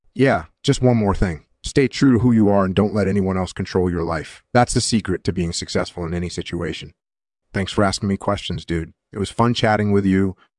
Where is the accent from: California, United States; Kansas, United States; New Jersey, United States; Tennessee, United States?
California, United States; I was born in California in nineteen sixty-three. I grew up on a ranch